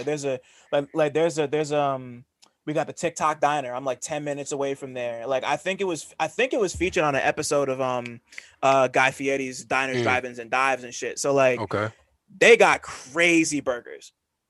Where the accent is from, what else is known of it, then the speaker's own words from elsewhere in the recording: New Jersey, United States; See, I'm from Jersey